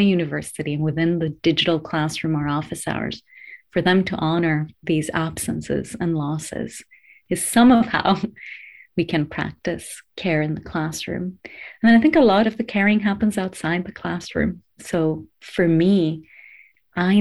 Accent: Greece; moved away as an adult; also born or lived in United States; now in United Kingdom; born and raised in Greece before I went to the US for my higher education

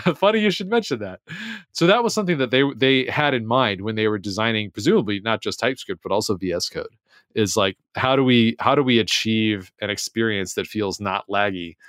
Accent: United States; I'm American

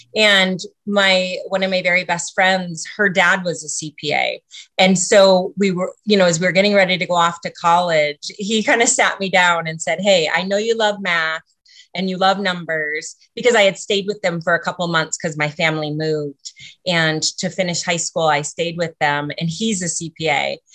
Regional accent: Sitka, Alaska, United States; moved away as an adult; also born or lived in Ketchikan, Alaska; now in Reno, United States; my family moved to Sitka, Alaska, which is where I was raised my whole life

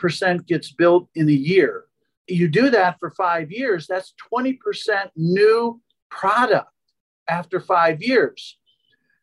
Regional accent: Philadelphia, Pennsylvania, United States; I'm from Philadelphia

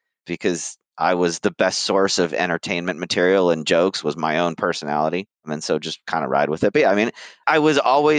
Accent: Valencia, California, United States; born or raised there; moved away as an adult; now in Chicago, United States

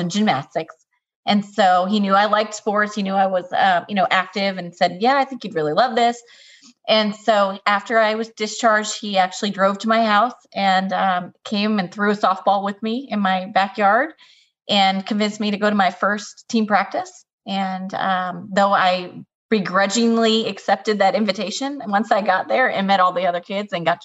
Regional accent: central New Jersey, United States; I grew up in New Jersey, central New Jersey

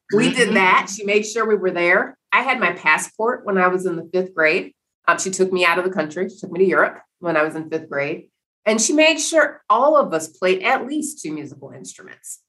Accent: Cleveland, Ohio, United States; I grew up in Cleveland, Ohio.

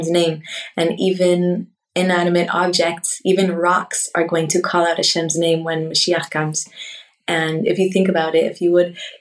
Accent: Laguna Beach, California, United States; moved away as an adult; now in Israel; I was born and raised in Laguna Beach, California, and I live in Israel

